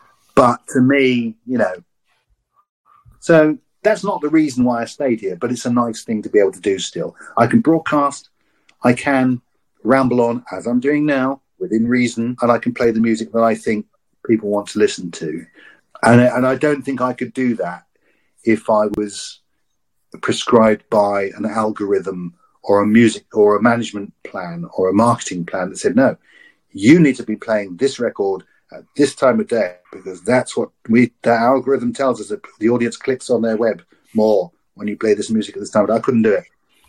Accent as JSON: {"language": "English", "town": "Maldon", "region": "East of England", "country": "United Kingdom", "lives_now": "Exeter, United Kingdom", "said": "when I came from Maldon, which is a small town, when I came to Exeter"}